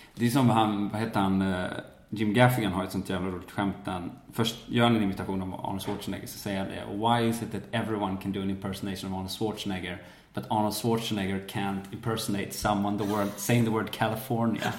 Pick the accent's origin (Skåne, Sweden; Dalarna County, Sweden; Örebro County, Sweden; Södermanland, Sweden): Dalarna County, Sweden; Falun; moved away; also born or lived in Stockholm; jag är uppväxt i Falun